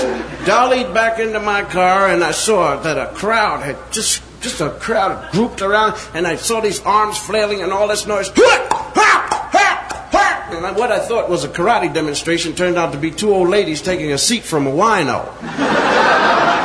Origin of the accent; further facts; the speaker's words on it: Philadelphia, Pennsylvania, United States; I was born in Philadelphia, raised in Philadelphia, educated in Philadelphia